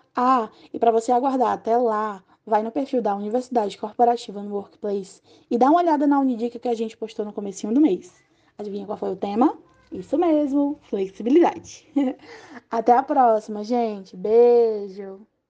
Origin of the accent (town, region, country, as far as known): Brazil